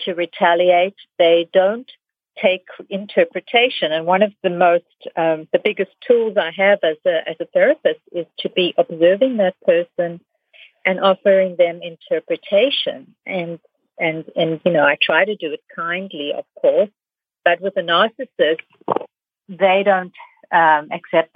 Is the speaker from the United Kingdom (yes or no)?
no; South Africa; moved away; I'm from South Africa. I've seen this happen in Africa. I've lived in a fascist country